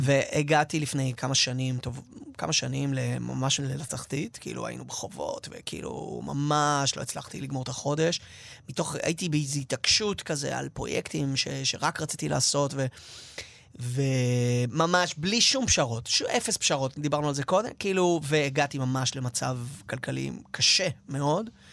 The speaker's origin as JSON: {"language": "Hebrew", "town": "Tel Aviv", "region": "Tel Aviv District", "country": "Israel", "tie": "born or raised there", "said": "גדלתי במרכז תל אביב, נולדתי שם"}